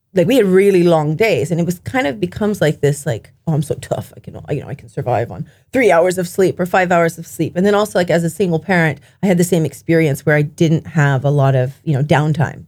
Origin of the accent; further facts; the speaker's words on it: Japan; growing up in Japan